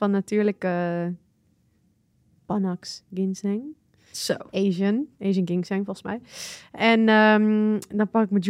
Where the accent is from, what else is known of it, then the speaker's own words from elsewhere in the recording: Balearic Islands, Spain; born there; ik denk dat dat wel, omdat ik echt sinds baby, ik ben geboren in Mallorca. En mijn moeder en mijn vader waren daar toen heen verhuisd.